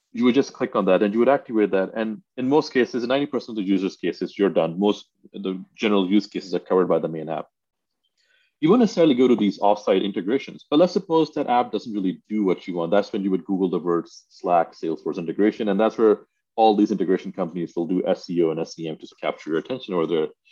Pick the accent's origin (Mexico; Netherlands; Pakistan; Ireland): Pakistan; I grew up in Pakistan